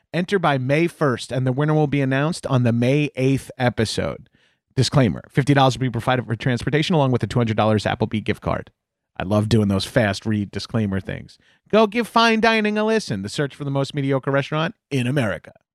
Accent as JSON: {"language": "English", "region": "New York", "country": "United States", "tie": "born or raised there", "moved": "as an adult", "lives_now": "Los Angeles, United States", "said": "growing up as a New Yorker or a Northeasterner"}